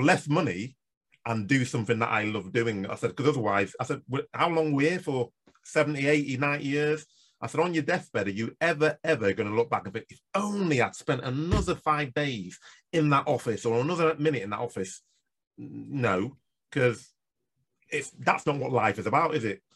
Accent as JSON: {"language": "English", "country": "Nigeria", "tie": "born or raised there", "moved": "yes", "said": "I come from Nigeria"}